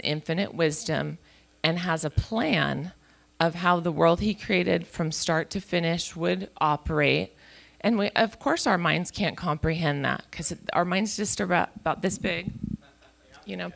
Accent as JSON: {"language": "English", "town": "Chico", "region": "California", "country": "United States", "tie": "born or raised there", "moved": "as an adult", "said": "we were born and raised in Chico"}